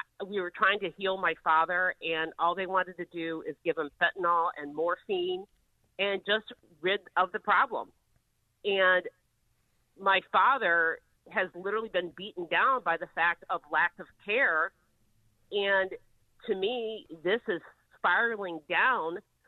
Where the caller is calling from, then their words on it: St. Joseph, Michigan, United States; from St. Joe, Michigan.